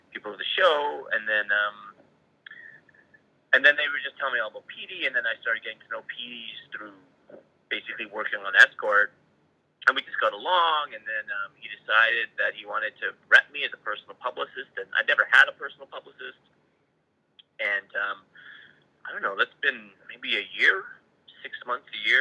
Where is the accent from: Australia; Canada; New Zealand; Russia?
Canada; I'm Canadian